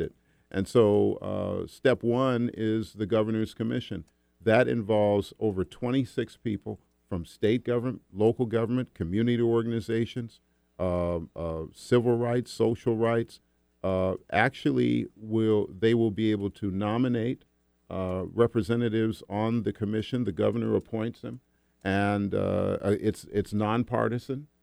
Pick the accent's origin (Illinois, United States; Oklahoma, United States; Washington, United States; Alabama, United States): Washington, United States; in my case, it's my home state.